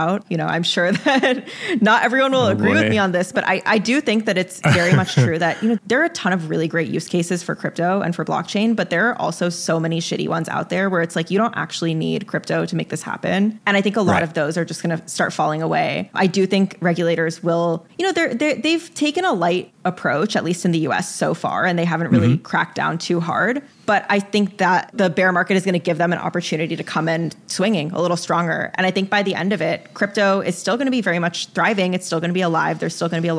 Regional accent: Arizona, United States; now in New York, United States; I'm from Arizona

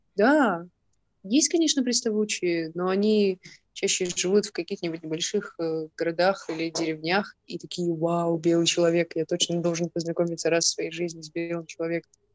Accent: Irkutsk, Irkutsk Oblast, Russia; moved away as an adult; also born or lived in Malaysia; я из Иркутска.

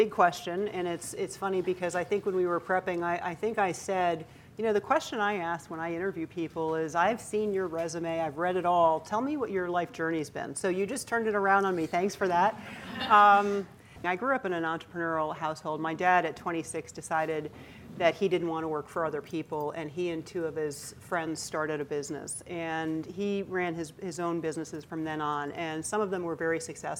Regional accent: Rhode Island, United States; born there; And I was born in Rhode Island. My grandparents, both sides were there, all my aunts and uncles, and there were a lot of them.

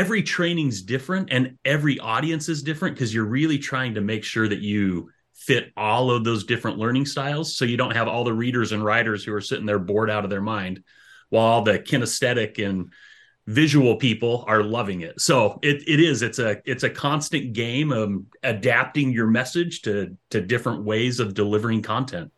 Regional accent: Utah, United States; moved away as an adult; also born or lived in Idaho; now in Stevensville, Michigan, United States; I'm, I'm originally from out west, so I grew up in Utah and Idaho.

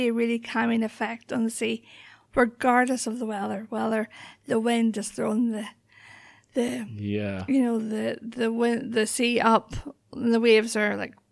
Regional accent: Northern Ireland, United Kingdom; I'm originally from County Antrim, so yeah. I grew up just outside Belfast in the Troubles, in the height of the Troubles.

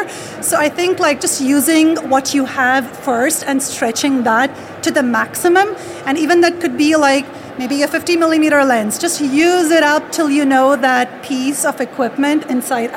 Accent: California, United States; I'm from California, live in Sacramento

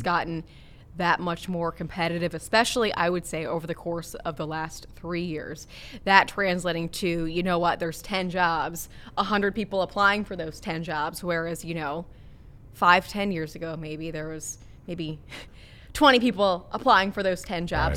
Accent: Cincinnati, Ohio, United States; also born or lived in Minnesota; growing up here in Cincinnati

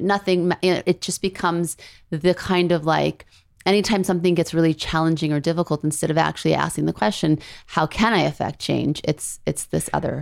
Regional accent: Beverly Hills, California, United States; also born or lived in New Orleans, Louisiana; when I was eight and I moved from New Orleans, Louisiana to Los Angeles, Beverly Hills

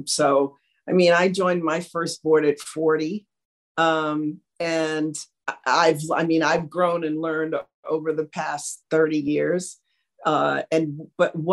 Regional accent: Washington, District of Columbia, United States; I grew up in Washington, D.C. in the 50s, very segregated city

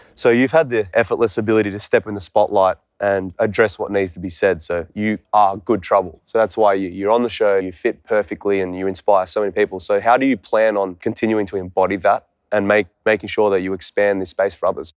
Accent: Canberra, Australian Capital Territory, Australia; I came from Canberra, Australia.

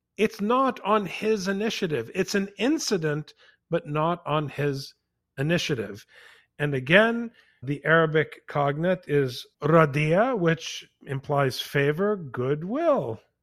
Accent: Saint Paul, Minnesota, United States; I grew up on the West Side in Saint Paul.

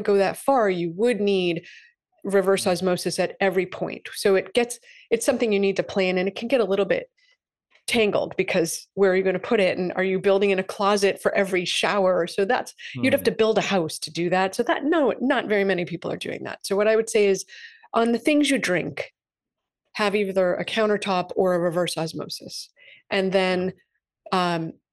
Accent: Massachusetts, United States; I'm from Massachusetts

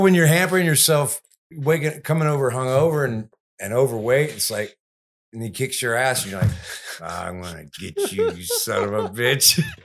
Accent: Houston, Texas, United States; I'm from Houston

